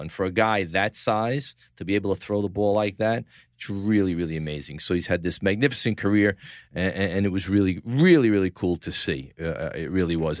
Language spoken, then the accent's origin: English; New York City, New York, United States; From the Gotham Podcast Studio in the heart of downtown New York City, Tribeca, my hometown, the greatest city in the world